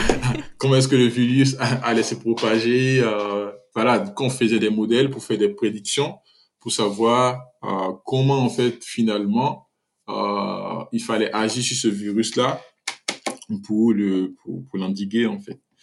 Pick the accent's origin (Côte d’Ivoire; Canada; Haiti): Côte d’Ivoire; moved away as an adult; also born or lived in Algeria; now in Paris, France; je suis né en Côte d'Ivoire, en fait, je suis ivoirien.